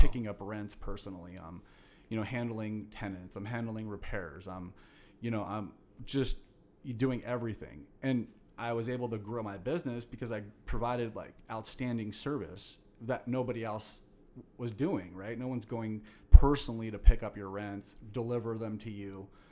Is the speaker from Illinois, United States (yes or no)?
no; Fresno, California, United States; also born or lived in Long Beach; I'm a born and raised Fresno guy. So I went to Bullard High School. You know, been born and raised in Fresno in the Valley